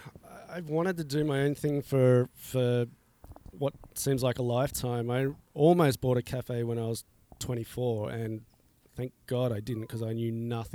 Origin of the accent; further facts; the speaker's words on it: Australia; I came from Australia.